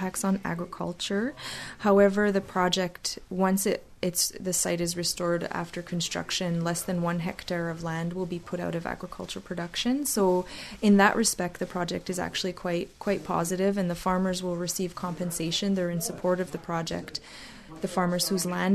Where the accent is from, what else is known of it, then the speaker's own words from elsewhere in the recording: Kahnawake, Quebec, Canada; I grew up here.